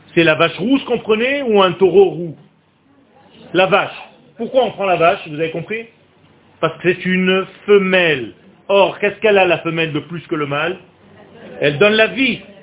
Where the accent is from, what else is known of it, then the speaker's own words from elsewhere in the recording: Israel; je suis né en Israël